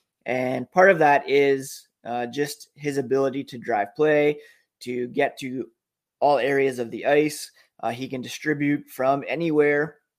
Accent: Ottawa, Ontario, Canada; also born or lived in Toronto; I grew up in Ontario. I was born in Toronto, grew up in Ottawa.

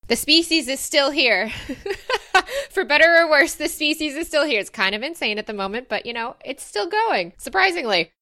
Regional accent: Rochester, Michigan, United States; I'm actually from Rochester, Michigan, which is Metro Detroit

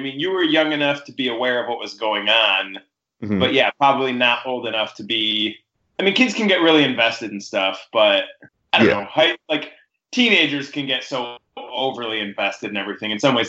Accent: just outside Chicago, Illinois, United States; I grew up just outside Chicago

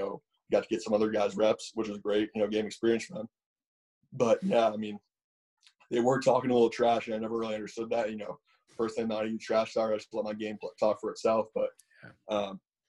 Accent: Connecticut, United States; there are some fields in my hometown

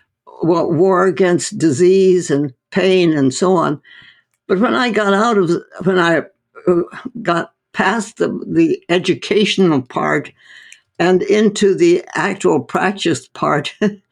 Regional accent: India; No, I was born and raised in India. My parents were medical missionaries in North India.

